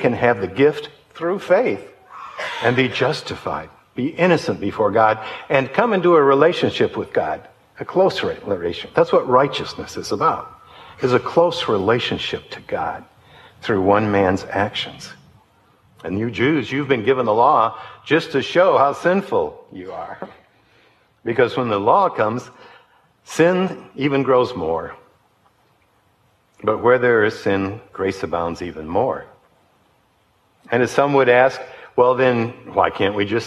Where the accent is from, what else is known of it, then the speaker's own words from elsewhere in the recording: Detroit, Michigan, United States; I grew up in Detroit